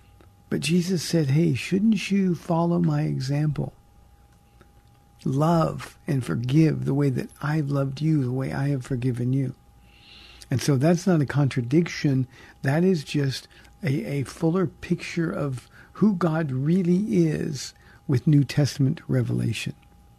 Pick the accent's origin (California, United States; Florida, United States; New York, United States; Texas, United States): California, United States; So I'm from California. I'm not going back.